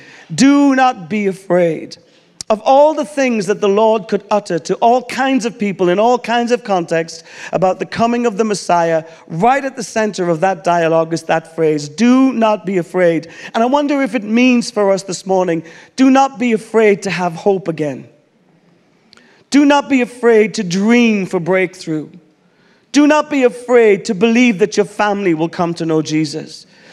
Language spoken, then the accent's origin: English; Ireland; I'm Irish.